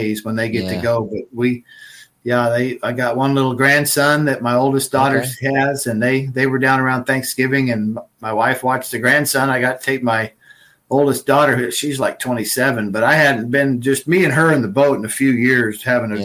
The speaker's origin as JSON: {"language": "English", "country": "United States", "tie": "born or raised there", "also_born_or_lived": "California / Oregon", "said": "growing up in California and Oregon"}